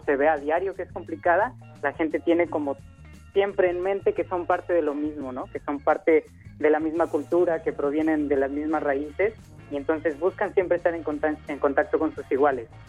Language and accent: Spanish; Mexico; now in Haiti; soy mexicano